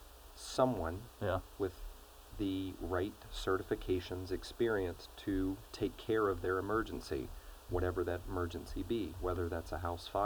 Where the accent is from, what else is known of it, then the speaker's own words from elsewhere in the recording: Shenandoah Valley, Virginia, United States; I grew up in the Shenandoah Valley